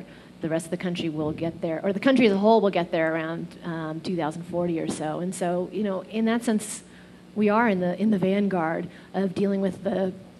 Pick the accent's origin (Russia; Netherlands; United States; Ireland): United States; the West; I'm from the West, and I'd spent time in Arizona before. I had more of a family connection in northern Arizona, and so this was not like coming to a strange land for me. It was very comfortable to come back to the West